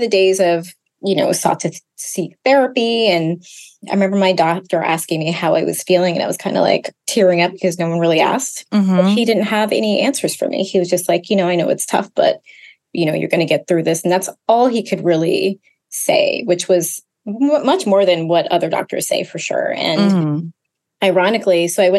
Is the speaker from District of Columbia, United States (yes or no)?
yes; Washington, District of Columbia, United States; moved away as an adult; also born or lived in Brooklyn, New York / Ghana (ancestry); now in New York, United States; I'm hailing from Brooklyn, New York. I've been a New Yorker for about 20 years now, originally from the DC area and raised first generation Ghanaian.